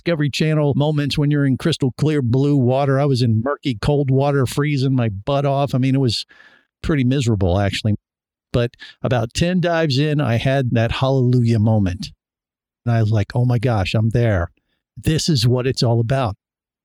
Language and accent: English; Cincinnati, Ohio, United States; I grew up in Cincinnati, Ohio, not necessarily surrounded by the oceans